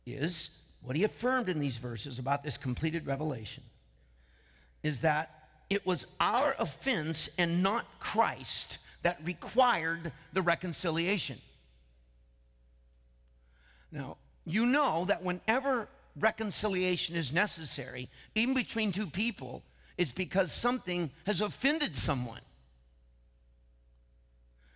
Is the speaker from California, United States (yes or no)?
yes; Franklin Canyon, near Martinez, California, United States; also born or lived in Vallejo, California; it's my hometown. I grew up right through that underpass on the way to Martinez, right there by the Franklin Canyon Golf Course